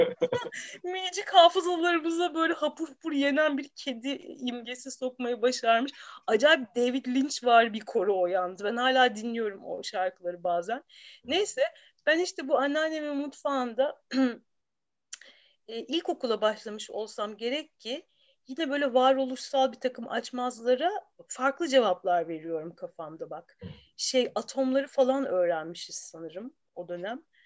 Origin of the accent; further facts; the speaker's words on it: Istanbul, Turkey; İstanbul'da bir çocukluğum vardı. İstanbul'da doğdum.